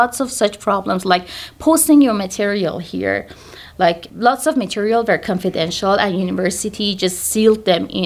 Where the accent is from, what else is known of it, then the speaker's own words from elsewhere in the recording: Iran; moved away as an adult; now in United States; So I'm from Iran and I did my bachelor in occupational therapy in Iran